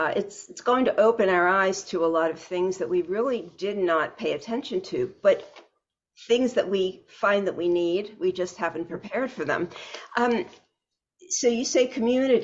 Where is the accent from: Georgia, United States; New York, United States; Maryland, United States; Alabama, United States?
Maryland, United States; Baltimore; moved away as an adult; now in South Florida, United States; I'm originally from Baltimore, and I've lived in South Florida for 18 years.